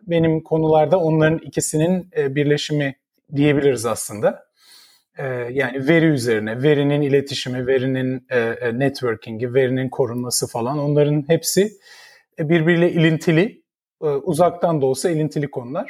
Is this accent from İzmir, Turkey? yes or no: no; Ankara, Turkey; moved away as an adult; now in United States; ben 1975'te Ankara'da doğdum. Şimdi yaşımı direkt ilk bilgi olarak yaşımı e, söylemiş oluyorum ama ee, Ankara'da doğdum. İlk e, hayatımın 20-21 senesi Ankara'da geçti.